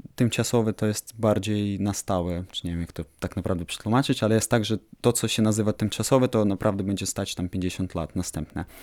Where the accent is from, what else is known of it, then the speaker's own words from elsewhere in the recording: Ukraine; jestem architektem z Ukrainy